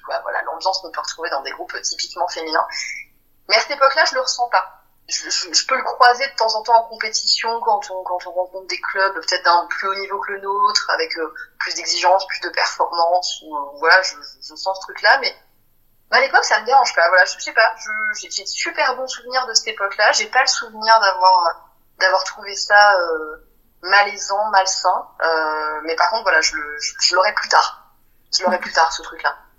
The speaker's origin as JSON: {"language": "French", "town": "Pertuis", "region": "Provence-Alpes-Côte d'Azur", "country": "France", "tie": "born or raised there", "lives_now": "Marseille, France", "said": "quand j'étais petite, j'habitais pas à Marseille, mais j'habitais dans le coin, hein, à Pertuis, une petite ville à côté d'Aix-en-Provence"}